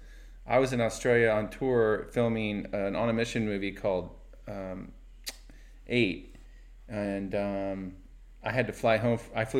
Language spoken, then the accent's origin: English; Oxnard, California, United States; also born or lived in Thousand Oaks; I was born in Thousand Oaks, and my mom met my stepdad, and, you know, he lived at Oxnard Shores. And so we moved in with him. I think I was 7 or 6 at the time.